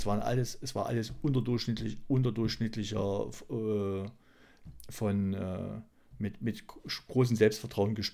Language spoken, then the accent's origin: German; East Germany, Germany